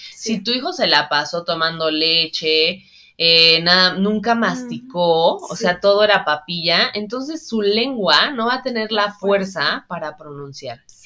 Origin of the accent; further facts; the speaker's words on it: Mexico; en México somos de cierta manera, ¿no? Los mexicanos somos así